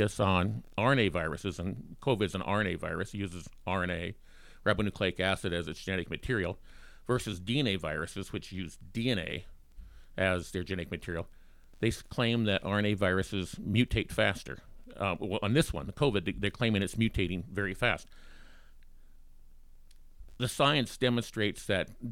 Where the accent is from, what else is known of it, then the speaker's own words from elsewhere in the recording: Bighorn, United States; moved away; also born or lived in Minnesota / Kansas; I grew up in Bighorn